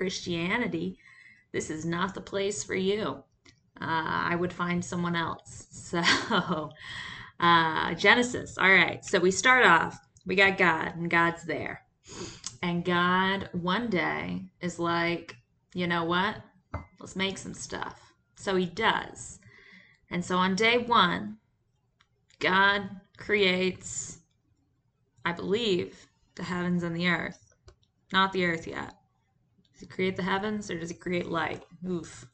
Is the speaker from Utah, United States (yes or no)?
no; Georgia, United States; having grown up in the Bible Belt, in what the experts call Feck Nowhere, Georgia